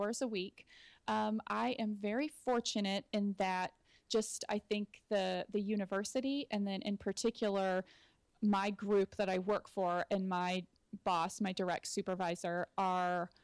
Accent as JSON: {"language": "English", "town": "Austin", "region": "Texas", "country": "United States", "moved": "as an adult", "lives_now": "Gilbert, United States", "said": "I'm originally from Austin, Texas"}